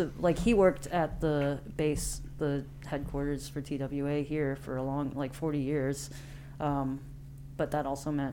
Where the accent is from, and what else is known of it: Independence, Missouri, United States; born or raised there; also born or lived in Taiwan